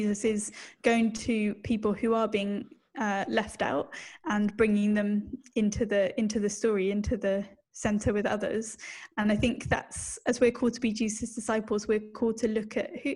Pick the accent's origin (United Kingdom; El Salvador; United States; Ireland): United Kingdom; accent: British; now in Australia; you can tell that I'm British from my accent